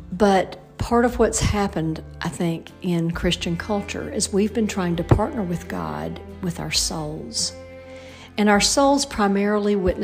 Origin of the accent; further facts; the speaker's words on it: Alabama, United States; also born or lived in Indiana; it's Alabama, that's my home state